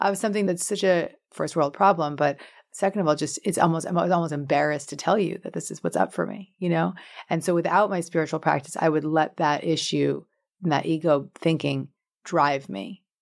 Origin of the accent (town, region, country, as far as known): Larchmont, New York, United States; born or raised there; moved away